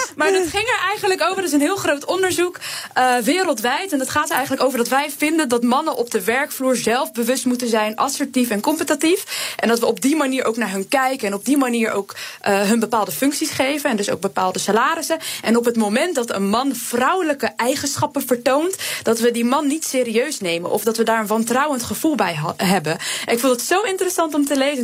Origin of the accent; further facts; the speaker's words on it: Rotterdam, South Holland, Netherlands; Ik kom ook uit Rotterdam.